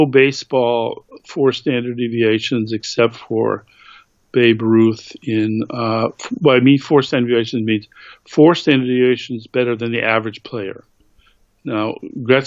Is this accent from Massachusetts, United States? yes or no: yes; Massachusetts, United States; I grew up in Massachusetts